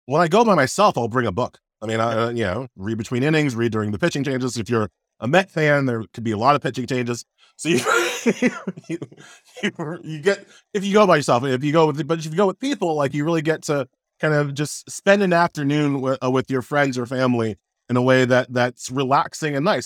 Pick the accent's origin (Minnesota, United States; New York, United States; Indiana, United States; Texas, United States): New York, United States; New York City; also born or lived in Long Island; I was born in Flushing, right? So, so, so you could hear Shea from, uh, my apartment window um, uh, when I was growing up